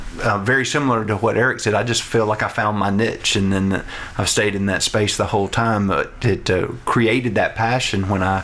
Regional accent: North Louisiana, United States; accent: redneck; also born or lived in Baton Rouge, Louisiana; now in Lake Charles, United States; came here from Baton Rouge, Louisiana, where I'd been for 6 years, and originally from North Louisiana. So there's a little more redneck in my accent

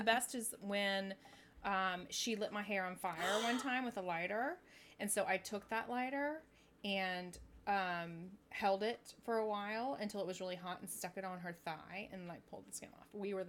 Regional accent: Brentwood, Tennessee, United States; also born or lived in Nashville, Tennessee / Winnetka, Illinois / Tuscaloosa, Alabama; I was like Southern born, lived in Chicago for a while, just as a little girl, and then back to Nashville. And then, so that's where I grew up in this town outside of Nashville. It's called Brentwood, Tennessee.

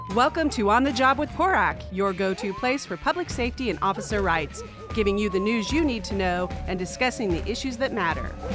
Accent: Maine, United States; moved away as an adult; also born or lived in San Diego; growing up in Maine

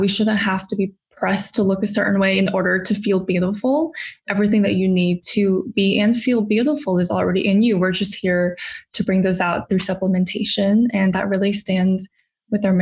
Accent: Huntington Beach, California, United States; moved away as an adult; now in New York, United States; I actually was born and raised in California.

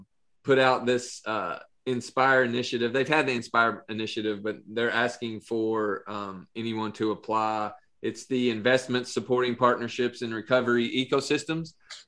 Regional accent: Pineville, Kentucky, United States; we grew up in Pineville.

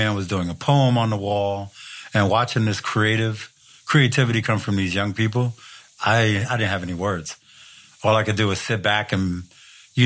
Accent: New York, United States; born or raised there; now in Seattle, United States

